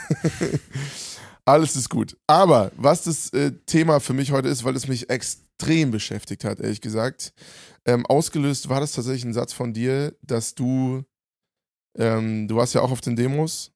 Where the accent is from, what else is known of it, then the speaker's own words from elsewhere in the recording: Germany; in meinem Heimatland